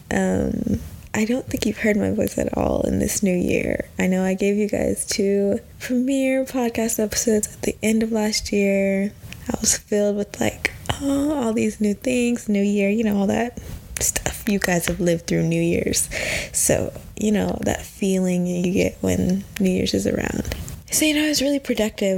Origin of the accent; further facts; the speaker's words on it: Texas, United States; moved away as an adult; also born or lived in Washington, D.C.; I'm originally from the South. I'm from Texas